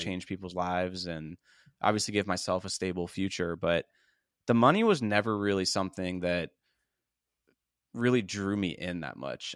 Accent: Pittsburgh, Pennsylvania, United States; moved away as an adult; now in Tampa, United States; I moved from Pittsburgh, P A, where I grew up

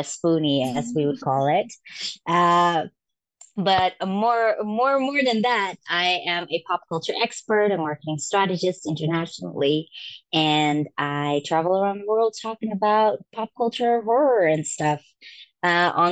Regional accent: Amsterdam, North Holland, Netherlands; I'm born and raised in Europe in Amsterdam, the Netherlands

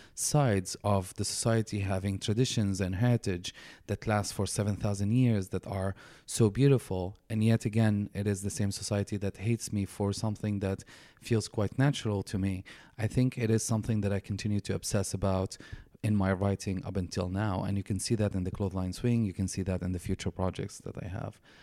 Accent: Damascus, Damascus Governorate, Syria; moved away as an adult; now in Canada; I was born and raised in Damascus, Syria, uh, in a conservative family

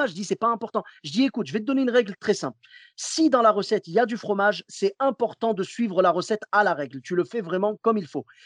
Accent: Clermont-Ferrand, Auvergne-Rhône-Alpes, France; Moi, je viens de Clermont-Ferrand. Tu sais, là-bas, c'est le pays du bleu d'Auvergne.

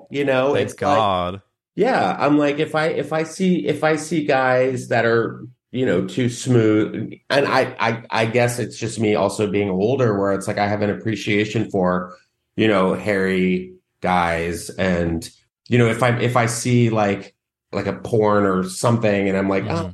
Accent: San Antonio, Texas, United States; moved away; I was growing up in Texas

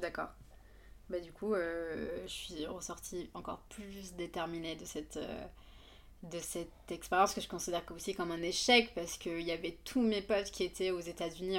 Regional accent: Yemen; French is a second language; moved away as an adult; also born or lived in Le Havre, France; now in Paris, France; je viens du Yémen, donc. donc je suis née, j'ai grandi là-bas et j'ai fait mes, mon bac là-bas

